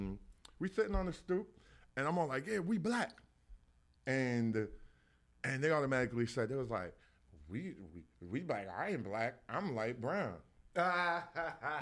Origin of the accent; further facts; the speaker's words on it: New York City, New York, United States; I grew up on St. Lawrence Ave, Soundview.